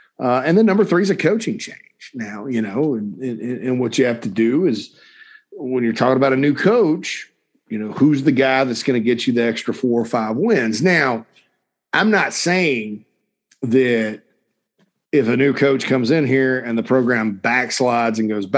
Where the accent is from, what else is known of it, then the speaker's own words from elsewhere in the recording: Spartanburg, South Carolina, United States; my hometown of Sparkle City, Spartanburg, South Carolina.